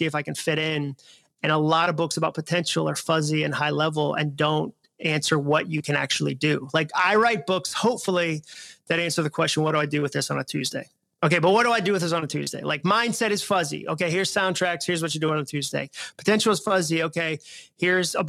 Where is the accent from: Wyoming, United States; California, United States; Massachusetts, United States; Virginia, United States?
Massachusetts, United States; moved away as an adult; also born or lived in Alabama; now in Nashville, United States; I was from Massachusetts and had gone to school in Alabama